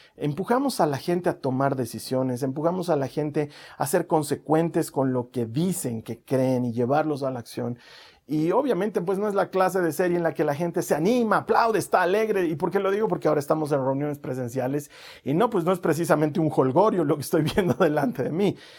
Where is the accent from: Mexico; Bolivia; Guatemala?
Bolivia; he nacido en Bolivia